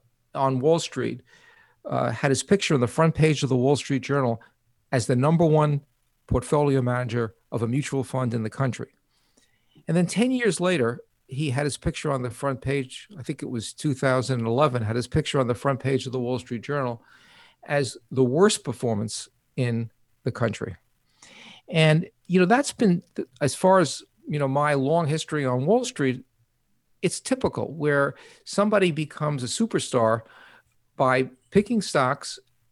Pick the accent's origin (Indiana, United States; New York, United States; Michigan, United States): New York, United States; accent: New York; One is I'll get COVID, and two is I'll get my New York accent back.